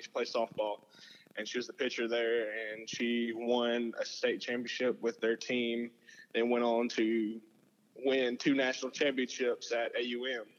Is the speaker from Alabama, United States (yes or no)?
yes; Selma, Alabama, United States; I grew up in Selma